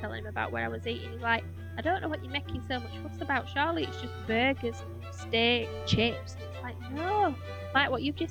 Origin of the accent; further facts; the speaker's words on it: Yorkshire and the Humber, United Kingdom; I'm from Yorkshire